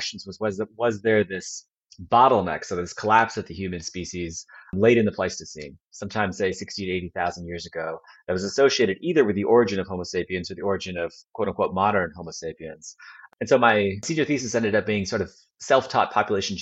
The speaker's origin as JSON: {"language": "English", "area": "outside of Rochester", "region": "New York", "country": "United States", "tie": "born or raised there", "also_born_or_lived": "Kalamazoo, Michigan", "moved": "yes", "said": "I was born outside of Rochester."}